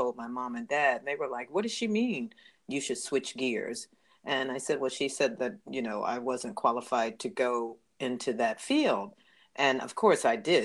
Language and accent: English; the North, United States; I was from the North